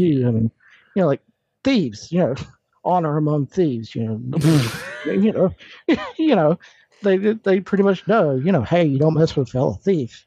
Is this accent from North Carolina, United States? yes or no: yes; North Carolina, United States; moved away as an adult; now in Virginia, United States; born and raised in North Carolina, and now live almost in Virginia, technically in Virginia